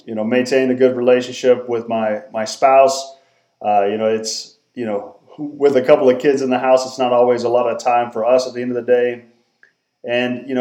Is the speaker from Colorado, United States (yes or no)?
yes; Norwood, Colorado, United States; now in Denver, United States; I grew up in Southwest Colorado originally, a small town called Norwood